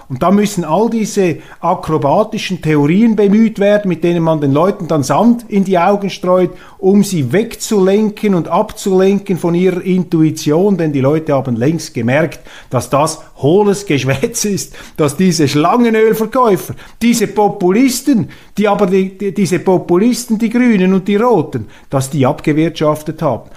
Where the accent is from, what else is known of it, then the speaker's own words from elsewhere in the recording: Switzerland; bei uns in der Schweiz